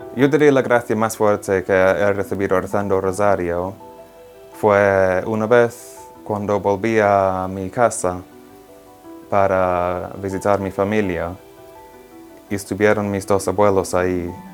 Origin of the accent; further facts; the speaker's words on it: England, United Kingdom; Spanish is a second language; moved away as an adult; now in Rome, Italy; soy de Inglaterra, tengo 27 años y estoy estudiando teología ah, aquí en Roma